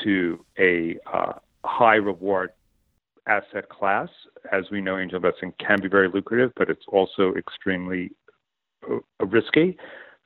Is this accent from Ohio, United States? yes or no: no; Long Island, New York, United States; I was born and raised on Long Island in New York